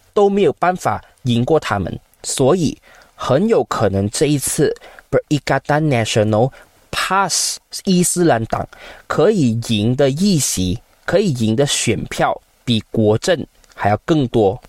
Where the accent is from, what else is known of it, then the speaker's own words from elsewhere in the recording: Malaysia; 今天你身为马来西亚华人